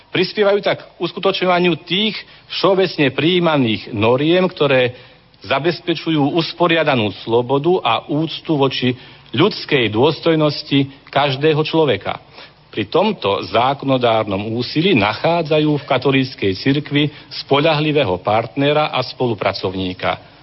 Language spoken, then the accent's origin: Slovak; Slovakia